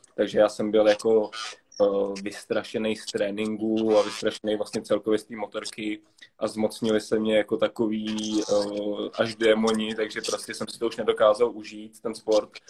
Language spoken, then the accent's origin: Czech; Prague, Czechia; jsem Pražák celý život